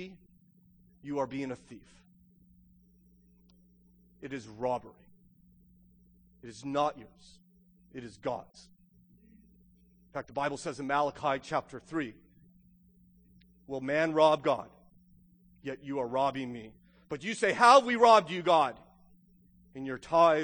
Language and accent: English; United States; also born or lived in Loudoun County, Virginia; as an American